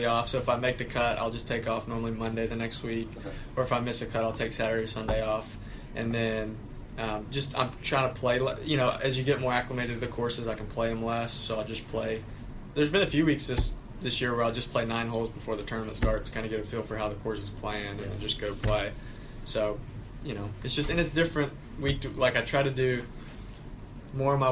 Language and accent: English; Lake City, Florida, United States; I grew up in Lake City, Florida, which is about an hour and a half from here